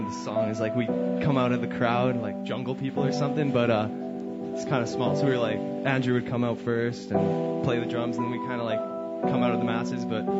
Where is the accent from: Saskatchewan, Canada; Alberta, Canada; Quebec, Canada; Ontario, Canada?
Alberta, Canada; Edmonton; we're obviously from Edmonton.